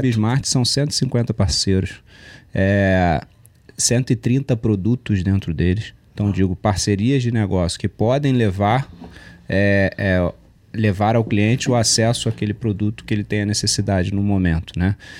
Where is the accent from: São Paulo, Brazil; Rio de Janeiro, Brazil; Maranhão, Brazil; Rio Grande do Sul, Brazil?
Rio de Janeiro, Brazil; gosto de uma praia como bom carioca